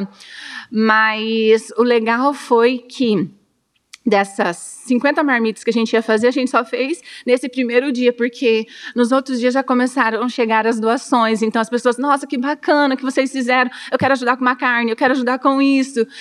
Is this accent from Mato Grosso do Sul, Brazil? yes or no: yes; Dourados, Mato Grosso do Sul, Brazil; Nasci em Dourados, sou douradense, tenho 38 anos